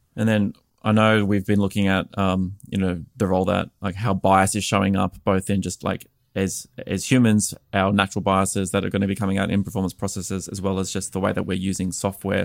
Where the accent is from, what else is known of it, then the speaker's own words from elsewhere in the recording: Australia; moved away as an adult; now in United States; I'm an Australian expat living here in the United States